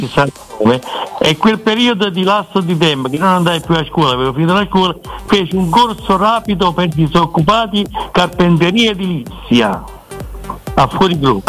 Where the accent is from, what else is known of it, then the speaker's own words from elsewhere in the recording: Naples, Campania, Italy; da napoletano